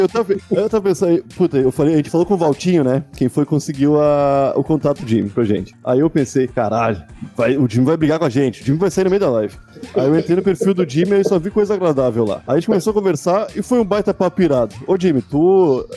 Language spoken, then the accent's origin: Portuguese; Porto Alegre, Rio Grande do Sul, Brazil; de Porto Alegre, da minha cidadezinha onde eu nasci